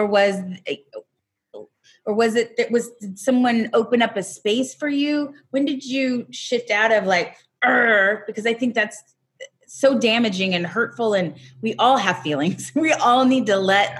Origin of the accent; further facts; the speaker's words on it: Raytown, Missouri, United States; I come from Raytown, Missouri.